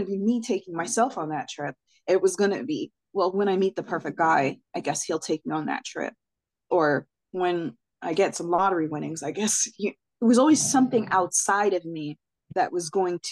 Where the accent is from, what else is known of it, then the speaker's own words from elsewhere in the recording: Jamaica; I'm Jamaican